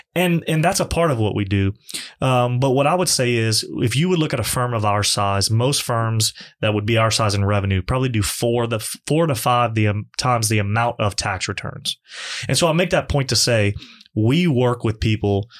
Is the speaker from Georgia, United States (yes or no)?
no; Lafayette, Louisiana, United States; born or raised there; also born or lived in Morgan City, Louisiana / Baton Rouge, Louisiana